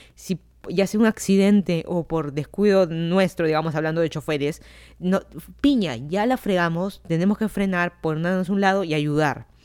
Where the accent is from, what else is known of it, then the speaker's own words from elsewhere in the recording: Lima, Peru; moved away as an adult; also born or lived in Miami, United States; now in Fairfax County, Virginia, United States; yo soy de Lima, Perú.